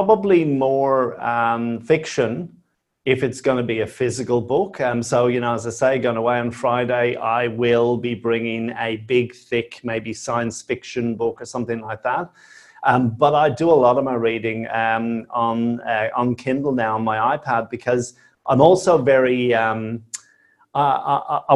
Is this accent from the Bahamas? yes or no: no; Dublin, Leinster, Ireland; moved away as an adult; now in Australia; Yeah, so I'm originally from Dublin. I came out to Australia 26 odd years ago as a backpacker